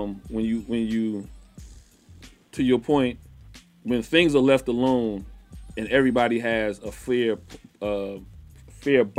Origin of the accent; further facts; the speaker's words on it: South Carolina, United States; I'm from South Carolina